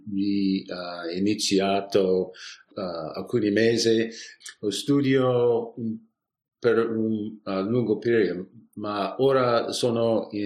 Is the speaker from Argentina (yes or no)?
no; San Francisco, California, United States; Italian is a second language; sono di San Francisco uh, e abitiamo uh, nel piccola uh, città nord di, di San Francisco, uh, fra San Francisco e la valle